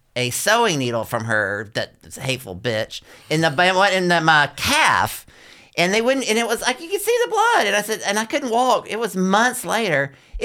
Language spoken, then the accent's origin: English; the South, United States; I am from the South